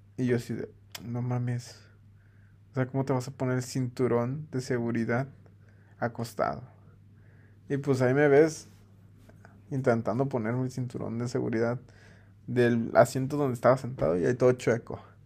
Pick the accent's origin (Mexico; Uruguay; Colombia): Mexico; como mexicano